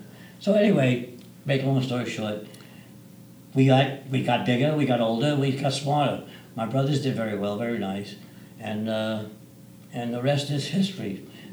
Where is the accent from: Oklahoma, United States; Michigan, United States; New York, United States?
New York, United States; New York City; moved away as an adult; also born or lived in Arizona; now in Scottsdale area, Arizona, United States; I grew up in Brooklyn, where I was born. Unfortunately, my parents were European